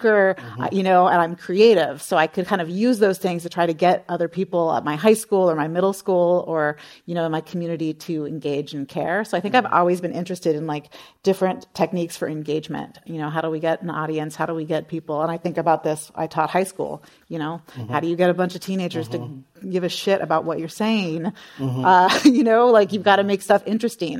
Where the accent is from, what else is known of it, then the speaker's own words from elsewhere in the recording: San Jose, California, United States; I grew up in San Jose